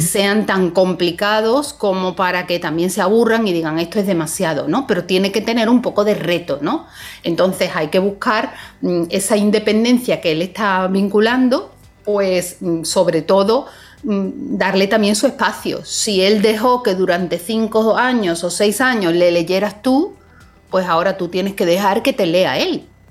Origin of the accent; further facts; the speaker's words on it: Seville, Andalusia, Spain; moved away; Sevilla, que es mi ciudad natal